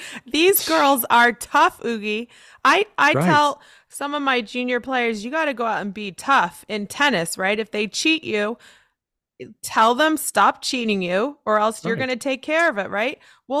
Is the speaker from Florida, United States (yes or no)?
no; San Diego, California, United States; I'm from San Diego. I trained a little bit at San Diego State.